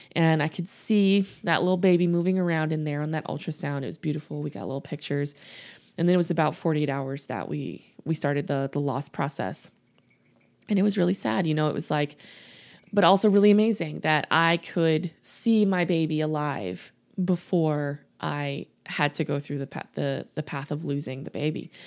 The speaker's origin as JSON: {"language": "English", "region": "Louisiana", "country": "United States", "tie": "born or raised there", "said": "I grew up in the South. I grew up in Louisiana"}